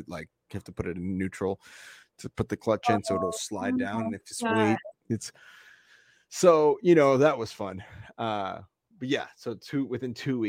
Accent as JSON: {"language": "English", "region": "Nebraska", "country": "United States", "tie": "born or raised there", "said": "we grew up in Nebraska where all the roads are straight for miles. It's like literally quadrants of roads because that's how long the farms are"}